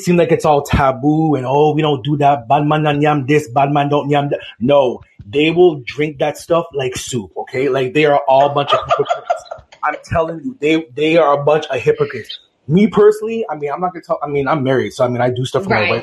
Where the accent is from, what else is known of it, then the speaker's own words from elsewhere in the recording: Toronto, Ontario, Canada; I'm from Toronto, Canadian born, but definitely Jamaican background